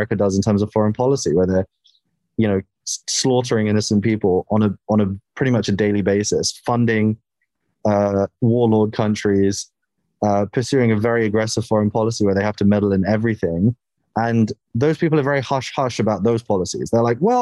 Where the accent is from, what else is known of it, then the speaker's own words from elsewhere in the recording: United Kingdom; as a British guy